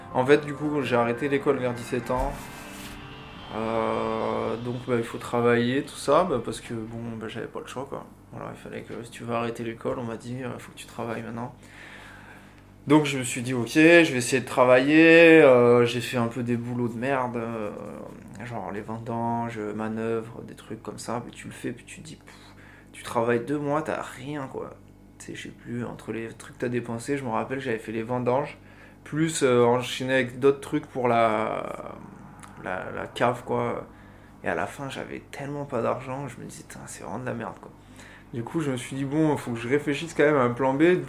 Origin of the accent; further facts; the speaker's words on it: Rochessadoule, Occitania, France; moved away as an adult; also born or lived in Bessèges / Brussels, Belgium; now in Marseille, France; j'ai grandi à Roche-Sadoul